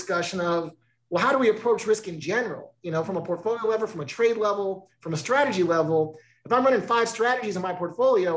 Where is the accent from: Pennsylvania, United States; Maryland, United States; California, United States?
California, United States; I grew up in California.